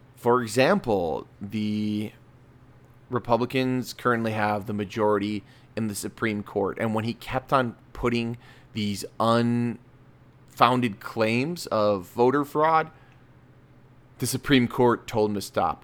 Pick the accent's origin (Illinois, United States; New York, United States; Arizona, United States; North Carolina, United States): Illinois, United States; Lyons; I grew up in Lyons